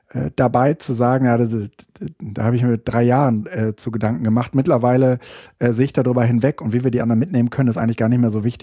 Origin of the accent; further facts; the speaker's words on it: Berlin, Germany; Ich Ach, bin ja, Berliner.